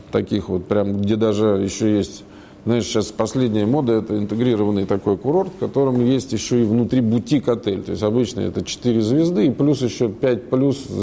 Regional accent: Moscow, Russia; Родился в Москве

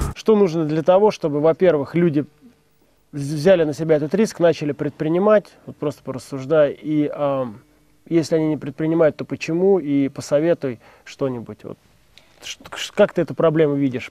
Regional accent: Leninsk-Kuznetsky, Kemerovo Oblast, Russia; moved away; я из маленького деревни сибирской

